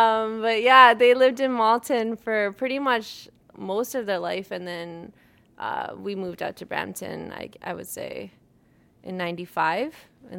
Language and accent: English; Nawanshahr, Punjab, India; Nawashad is actually the place I'm from. But back then it was Jalandhar, so it gets kind of confusing sometimes. And so my family started out there. Both sides actually did.